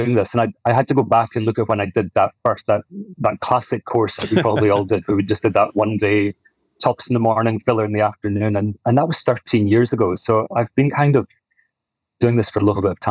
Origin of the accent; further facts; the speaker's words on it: Scottish Highlands, Scotland, United Kingdom; accent: soft Scottish; moved away as an adult; also born or lived in Perth, Scotland; now in Sydney, Australia; No, I'm Scottish. I was born in Perth on the east coast of Scotland. I grew up further north, up in the hills of Scotland, up in the Highlands.